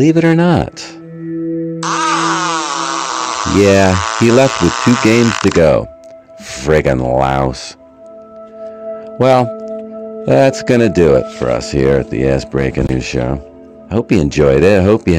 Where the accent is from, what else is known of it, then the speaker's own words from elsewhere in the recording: United States; I'm an American